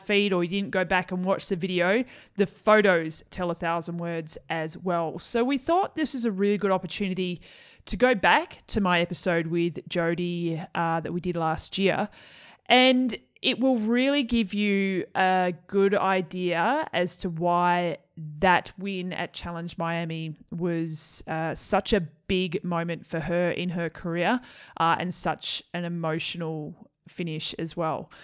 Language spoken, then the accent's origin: English; Melbourne, Victoria, Australia; my hometown of Melbourne